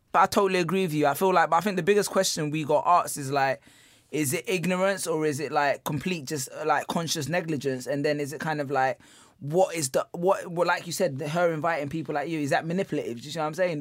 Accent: London, United Kingdom; we have our first ever live show coming on November seventeenth in my hometown of Peckham

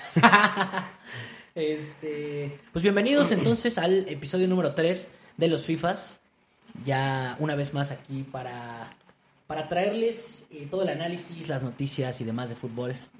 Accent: Mexico; yo como mexicano

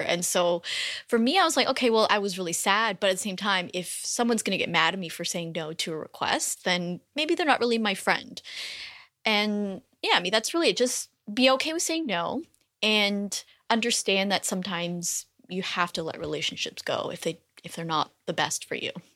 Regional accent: Canada; moved away as an adult; now in United States; I'm actually Canadian, and so we, when we made the decision to live in the U S

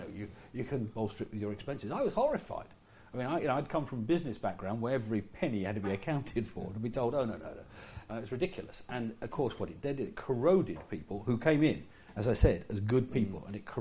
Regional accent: Yorkshire and the Humber, United Kingdom; I come from Yorkshire. In Yorkshire, you're supposed to give as good as you get

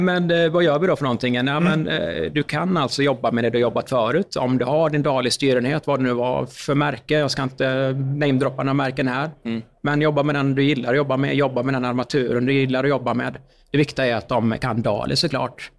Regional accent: Uddevalla, Västra Götaland, Sweden; Jag kommer ju från eh, Uddevalla

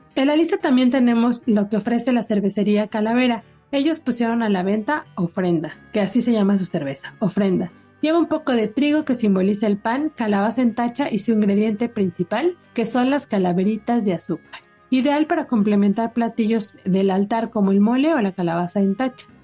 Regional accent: Mexico; nosotros como mexicanos

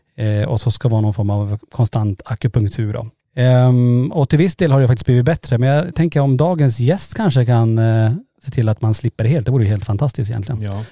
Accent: Norrland, Sweden; vi är från Norrland

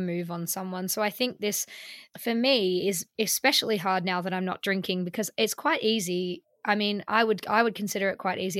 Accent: Melbourne, Victoria, Australia; now in London, United Kingdom; in Melbourne, where I'm from

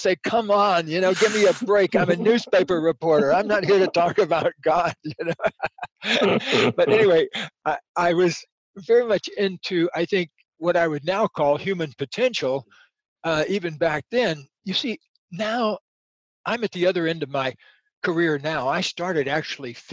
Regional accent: Central Florida, United States; I was just a redneck kid growing up in Central Florida in alligator country

